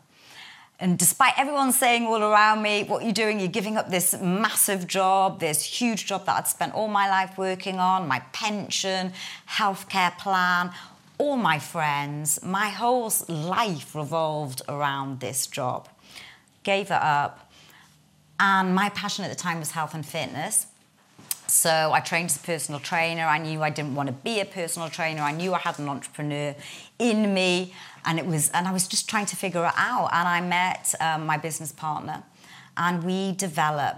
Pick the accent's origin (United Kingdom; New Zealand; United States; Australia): United Kingdom; Newcastle upon Tyne, North East England; accent: Geordie; I'm a Geordie girl, born and bred northerner from Newcastle.